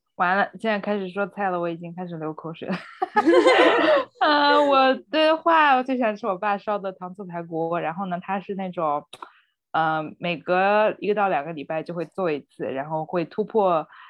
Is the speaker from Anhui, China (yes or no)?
yes; Hefei, Anhui, China; moved away; 我是安徽合肥人嘛